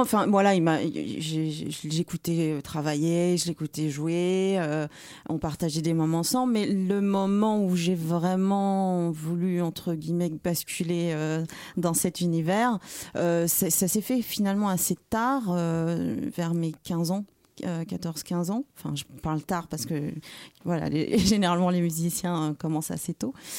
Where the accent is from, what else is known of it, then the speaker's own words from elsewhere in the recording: Paris, Île-de-France, France; also born or lived in Martinique; suis parisienne. Je suis née à Paris.